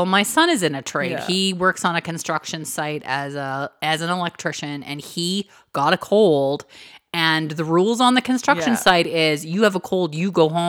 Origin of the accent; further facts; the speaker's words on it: Canada; We're Canadian.